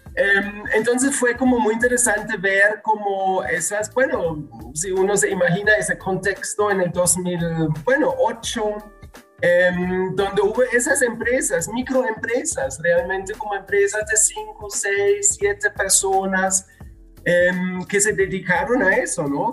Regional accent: Germany; moved away as an adult; also born or lived in Medellín, Colombia; now in Guadalajara, Mexico; soy alemán

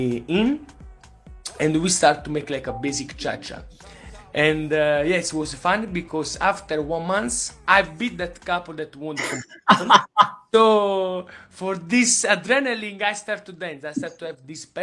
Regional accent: Naples, Campania, Italy; English is a second language; I'm from Napoli

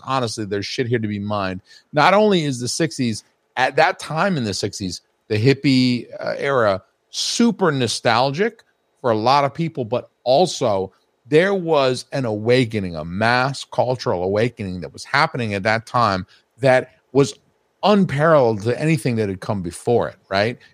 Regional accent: Georgia, United States; I'm from Georgia

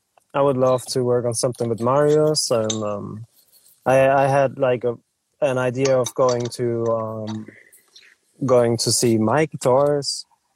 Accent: Germany

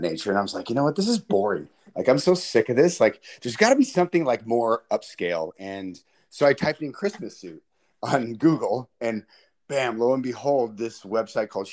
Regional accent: Salinas, California, United States; also born or lived in Pomona, California / Fresno, California; So I was born in Pomona, California. And then when I was 7 years old, my parents got divorced and we moved to Salinas. And I've been up here ever since.

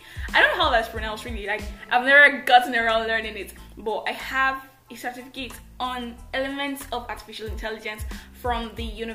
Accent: Nigeria; I am that Nigerian Christian talkaholic

